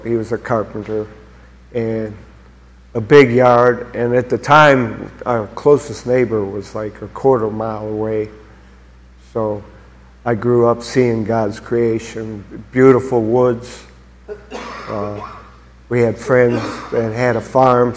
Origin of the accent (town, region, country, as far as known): Macedonia, Ohio, United States; born or raised there; also born or lived in Garfield Heights, Ohio